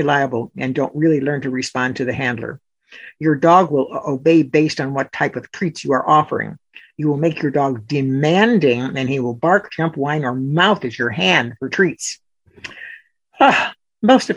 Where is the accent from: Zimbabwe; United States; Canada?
United States; Chicago, Illinois; I grew up in Chicago